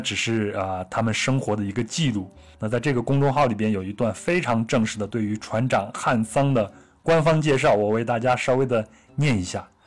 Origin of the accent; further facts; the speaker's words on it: Luoyang, Henan, China; 我老家在河南洛阳，我老家那边就是山区了，就小时候从来没有见过大海